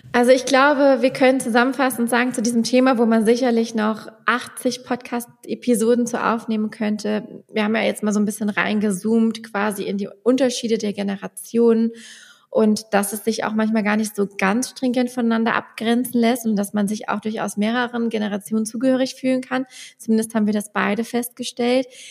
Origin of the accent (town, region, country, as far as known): Westerwald, Germany; accent: Westerwald